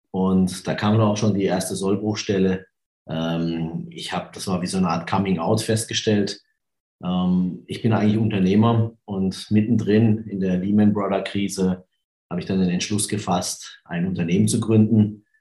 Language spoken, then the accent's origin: German; Karlsruhe, Baden-Württemberg, Germany; Ich komme aus Karlsruhe, das kann man noch sagen?